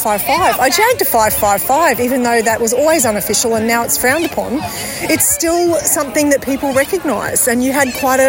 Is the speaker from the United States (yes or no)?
no; Queensland, Australia; I'm from Queensland.